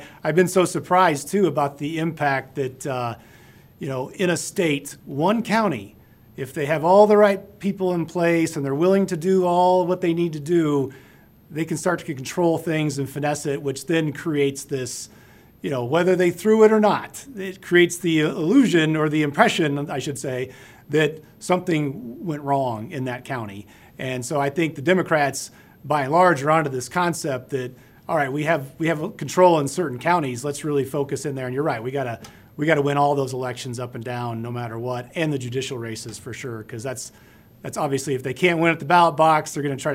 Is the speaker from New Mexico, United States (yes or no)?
yes; New Mexico, United States; I grew up in New Mexico